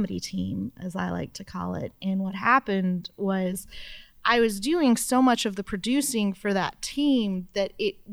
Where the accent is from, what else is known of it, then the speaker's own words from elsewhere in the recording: Arlington, Texas, United States; I am from Arlington, Texas, which is the home of the Dallas Cowboys Stadium